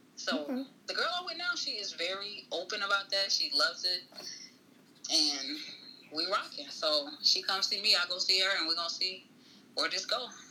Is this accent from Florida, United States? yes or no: yes; Tallahassee, Florida, United States; I am from Tallahassee, born and raised in Tallahassee